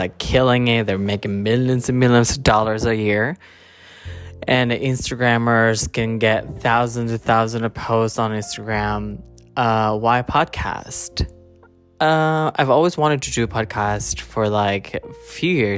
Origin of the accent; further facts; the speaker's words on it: Japan; moved away as an adult; also born or lived in Philippines; now in New York, United States; I was born in Philippines, grew up in Japan. I moved there when I was 9. Lived there for 17 years, and then I've been living in New York since 2014.